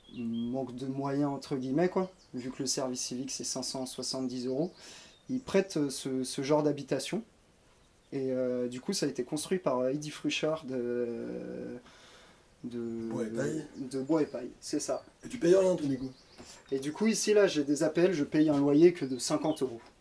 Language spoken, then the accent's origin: French; Cerizay, Nouvelle-Aquitaine, France; je suis de Cerizay à l'origine